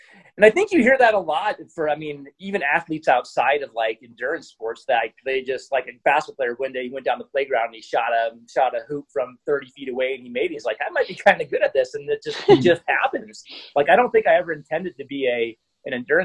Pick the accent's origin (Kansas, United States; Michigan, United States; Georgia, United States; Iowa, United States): Iowa, United States; I'm originally from Iowa, which is a farming community